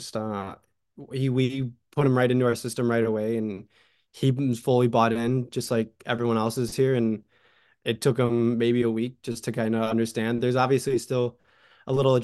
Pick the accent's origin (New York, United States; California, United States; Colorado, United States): New York, United States; Hamburg; moved away as an adult; now in Bowling Green, United States; I grew up in Hamburg, which was, it's a big town